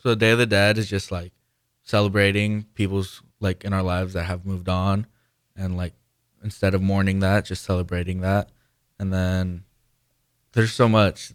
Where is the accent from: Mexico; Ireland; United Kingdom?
Mexico; Guanajuato; moved away; I'm from Mexico. I was born in Mexico in Guanajuato.